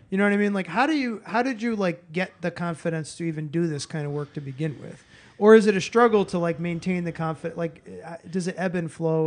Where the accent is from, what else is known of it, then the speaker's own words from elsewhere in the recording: Boston, Massachusetts, United States; moved away; also born or lived in New York City; I grew up in Boston